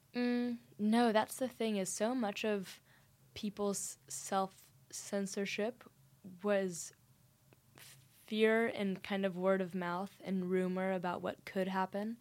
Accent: Dallas, Texas, United States; moved away as an adult; now in St Andrews, United Kingdom; I am from Dallas, Texas

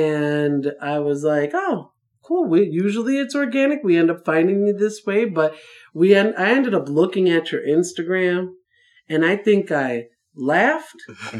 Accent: Chicago, Illinois, United States; now in Las Vegas, United States; I'm from Chicago

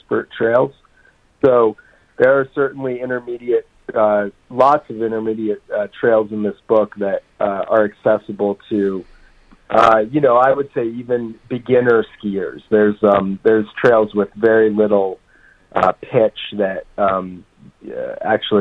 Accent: Vermont, United States; also born or lived in New Mexico / Jackson Hole, Wyoming / East Coast; now in Colorado, United States; I grew up in Vermont and live in Colorado now, but I've lived in New Mexico

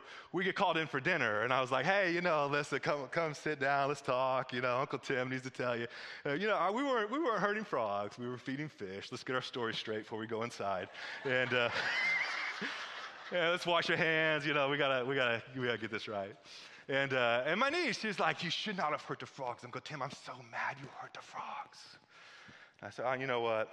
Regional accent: Missouri, United States; moved away; I'm from Missouri

